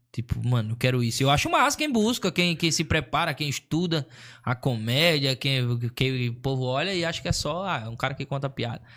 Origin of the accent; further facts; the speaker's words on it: Maceió, Alagoas, Brazil; moved away; also born or lived in Sorocaba; eu sou de Maceió, nascido e criado em Maceió